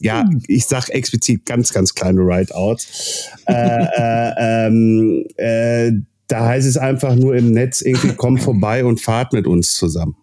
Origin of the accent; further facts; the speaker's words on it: Castrop-Rauxel, North Rhine-Westphalia, Germany; bei uns in Kassel-Brauxel